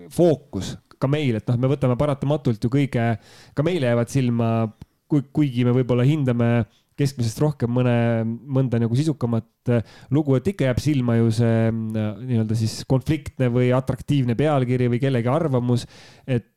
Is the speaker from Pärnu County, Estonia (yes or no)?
no; Tartu, Tartu County, Estonia; ühe Tartu poisi jaoks